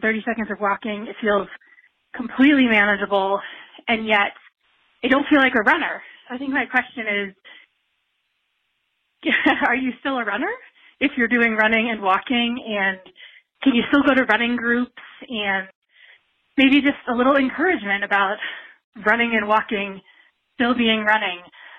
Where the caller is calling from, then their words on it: Golden, Colorado, United States; from Golden, Colorado.